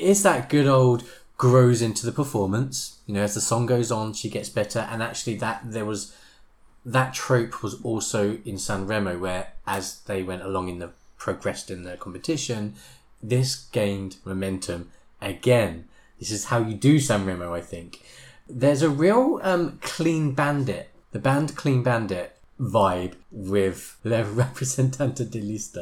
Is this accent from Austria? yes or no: no; United Kingdom; as a Brit